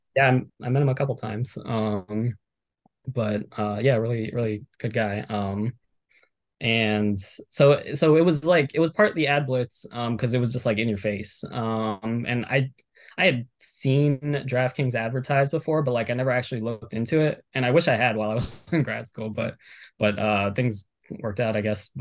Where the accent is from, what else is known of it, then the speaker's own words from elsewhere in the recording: Miami, Florida, United States; I'm from Miami, born and raised